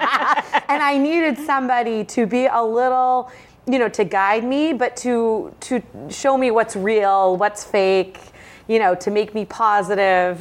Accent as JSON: {"language": "English", "town": "Bedford", "region": "New Hampshire", "country": "United States", "tie": "born or raised there", "lives_now": "Londonderry, United States", "said": "I was raised in Bedford, New Hampshire"}